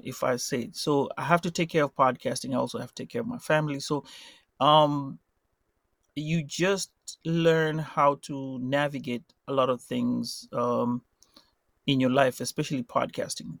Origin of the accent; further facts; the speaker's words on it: Mombasa, Mombasa County, Kenya; now in United States; I'm from Mombasa and it's hot